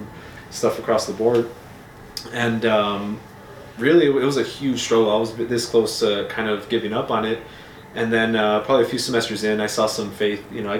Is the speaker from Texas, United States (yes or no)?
yes; El Paso, Texas, United States; Born and raised in El Paso.